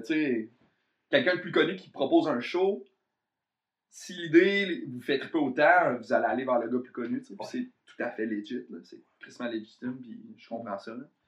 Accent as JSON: {"language": "French", "town": "Trois-Rivières", "region": "Quebec", "country": "Canada", "moved": "yes", "lives_now": "Montreal, Canada", "said": "je viens de Trois-Rivières"}